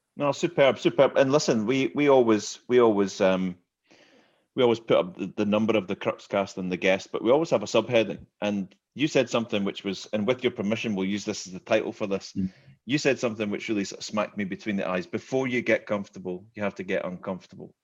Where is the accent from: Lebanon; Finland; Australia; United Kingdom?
United Kingdom; Glasgow, Scotland; moved away as an adult; now in Aberdeen, United Kingdom; I'm I'm not from Aberdeen. I'm from Glasgow